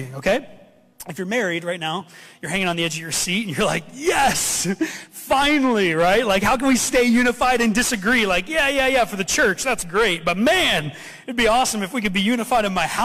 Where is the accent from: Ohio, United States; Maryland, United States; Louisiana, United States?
Ohio, United States; I grew up in Ohio